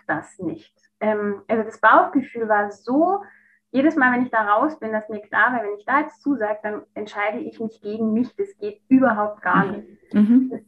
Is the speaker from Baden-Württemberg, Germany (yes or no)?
yes; Stuttgart, Baden-Württemberg, Germany; moved away; also born or lived in Munich; hatte eine neue Stelle in Stuttgart. Da, wo ich herkomme ursprünglich